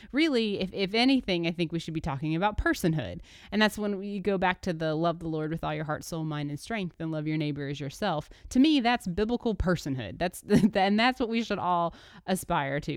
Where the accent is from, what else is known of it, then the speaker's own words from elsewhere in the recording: Birmingham, Alabama, United States; moved away; also born or lived in Dayton, Tennessee; I grew up in Birmingham, Alabama for the first part of my life, and then Dayton, Tennessee, um, as a y, teenager and young adult